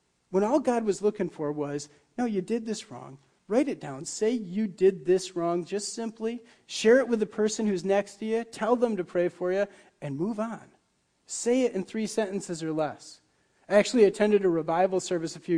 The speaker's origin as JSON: {"language": "English", "town": "Muskegon", "region": "Michigan", "country": "United States", "tie": "born or raised there", "moved": "yes", "said": "Where I grew up in Michigan was right along Lake Michigan, and in the Muskegon Harbor"}